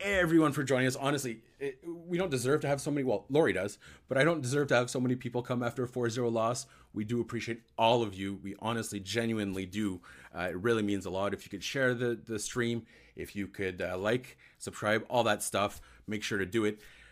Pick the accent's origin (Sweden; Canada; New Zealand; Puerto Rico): Canada; Ottawa, Ontario; I grew up in Ottawa